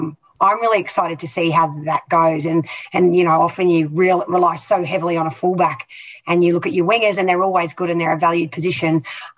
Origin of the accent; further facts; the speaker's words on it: Queensland, Australia; as a Queenslander